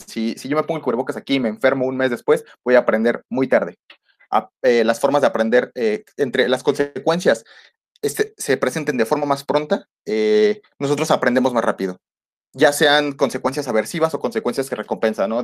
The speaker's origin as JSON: {"language": "Spanish", "country": "Mexico", "said": "nosotros como mexicanos"}